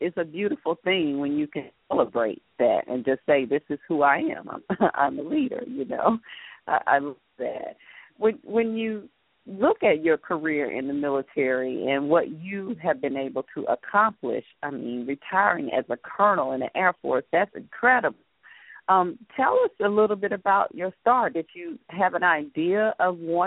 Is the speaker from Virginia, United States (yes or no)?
no; Atlanta, Georgia, United States; now in Washington, D.C. area, United States; Growing up in Atlanta versus growing up in a place like where I am now in the D.C. area